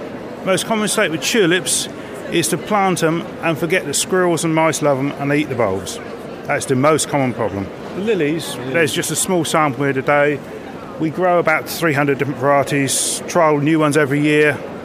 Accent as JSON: {"language": "English", "town": "Reading", "region": "South East England", "country": "United Kingdom", "said": "I'm from Reading."}